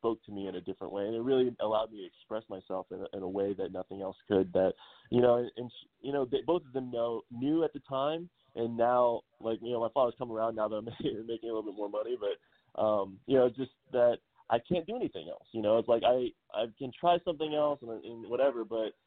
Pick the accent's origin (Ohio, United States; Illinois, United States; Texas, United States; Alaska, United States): Ohio, United States; moved away as an adult; also born or lived in San Diego; now in Los Angeles, United States; growing up in Ohio